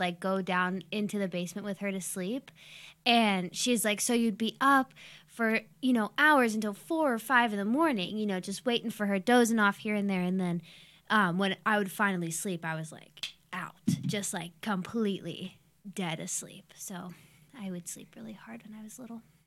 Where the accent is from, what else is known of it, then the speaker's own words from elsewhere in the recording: Youngstown, Ohio, United States; I'm twenty-six and I grew up in Youngstown.